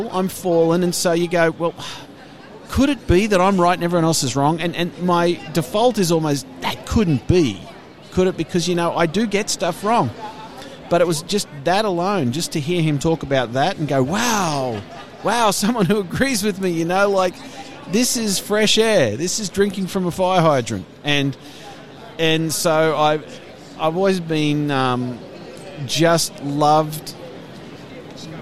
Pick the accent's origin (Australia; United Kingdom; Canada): Australia; moved away as an adult; also born or lived in Denmark; I'm originally from Australia